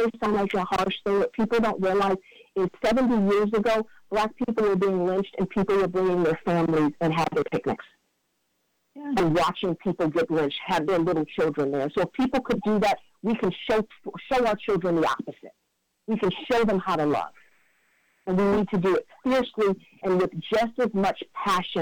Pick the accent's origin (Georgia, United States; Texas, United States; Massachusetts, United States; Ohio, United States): Ohio, United States; Cleveland; that's my hometown